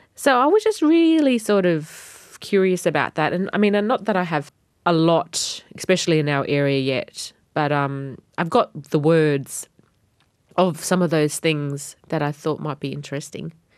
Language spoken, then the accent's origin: English; Wadjigan country, Northern Territory, Australia; first language Batjamal; My language is Bachamal, and I'm from the Wajigan tribe